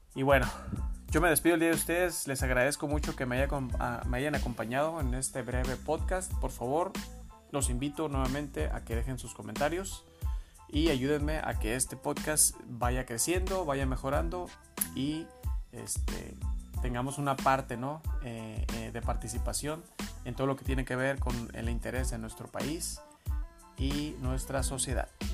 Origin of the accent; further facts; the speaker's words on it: Mexico; como mexicanos